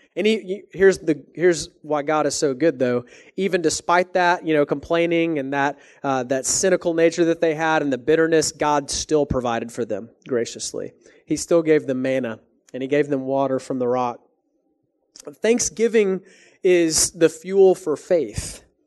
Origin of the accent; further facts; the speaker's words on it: Texas, United States; moved away as an adult; now in Canada; I'm from Texas